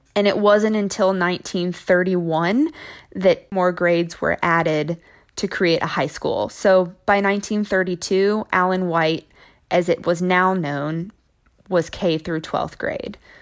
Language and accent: English; Braden, Tennessee, United States; also born or lived in Memphis, Tennessee; I was born in Memphis, Tennessee, but when I was about two years old, my parents decided they wanted to get out of the city, and so they moved to Braden, Tennessee